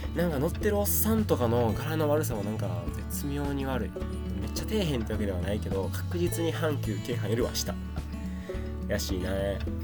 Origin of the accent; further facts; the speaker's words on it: Sakai, Osaka, Japan; これが僕の出身堺市です